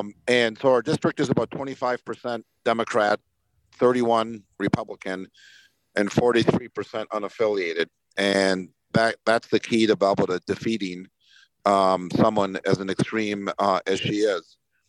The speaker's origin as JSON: {"language": "English", "region": "Montana", "country": "United States", "tie": "born there", "said": "so I was born on the Indian Reservation, Fort Peck Indian Reservation, northeastern Montana, right where North Dakota, Montana, and Canada come together."}